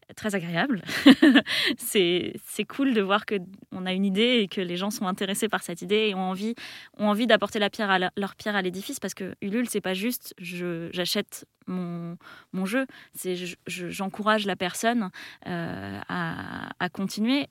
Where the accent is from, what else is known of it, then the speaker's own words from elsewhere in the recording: Melun, Île-de-France, France; je suis née juste à côté, je suis née à Melun. Euh, j'ai grandi euh, dans une petite maison qui était en face de la forêt